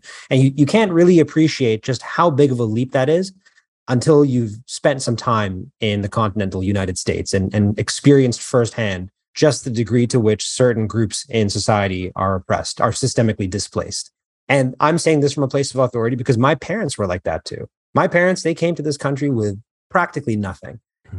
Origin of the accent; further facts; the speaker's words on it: Canada; moved away as an adult; also born or lived in Queens, United States; now in New York, United States; I recently transitioned from Toronto, Canada to New York, but I was actually born in New York. I was born in Queens. Mm-hmm. And then my family moved to Canada when I was, I think, 6 or 7. I spent most of my life there.